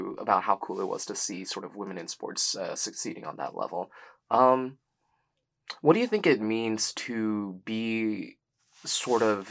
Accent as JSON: {"language": "English", "region": "Arkansas", "country": "United States", "said": "I'm from Arkansas."}